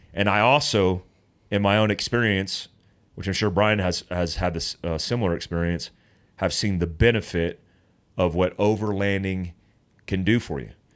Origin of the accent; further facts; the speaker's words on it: North Carolina, United States; moved away; I grew up in North Carolina at the foothills of the Appalachians